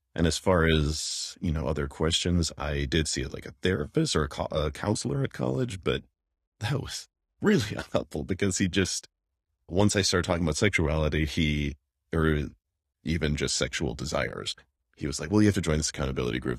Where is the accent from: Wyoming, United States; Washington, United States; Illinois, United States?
Wyoming, United States; moved away; forty miles from where I grew up in Wyoming